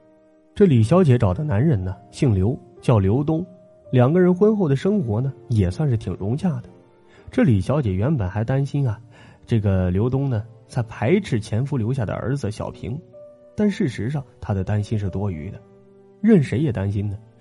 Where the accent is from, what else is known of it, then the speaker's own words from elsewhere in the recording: northern China, China; 那会儿啊，我们老家北方啊还是土堆的那种坟头